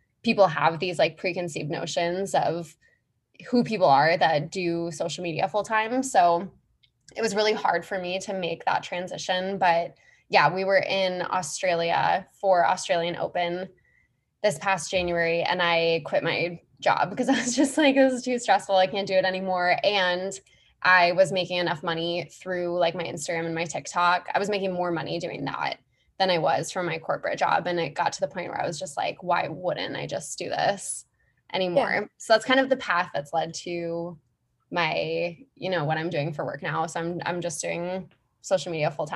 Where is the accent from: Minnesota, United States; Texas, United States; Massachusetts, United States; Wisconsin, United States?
Minnesota, United States; Minneapolis; moved away as an adult; also born or lived in New York; So I grew up in Minneapolis, Minnesota, from the Midwest originally